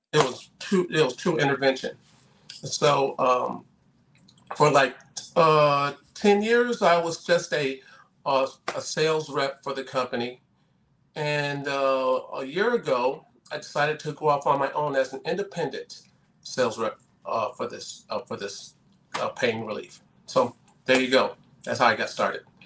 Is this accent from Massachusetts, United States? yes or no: yes; Massachusetts, United States; moved away as an adult; also born or lived in Southern California; I'm from Massachusetts originally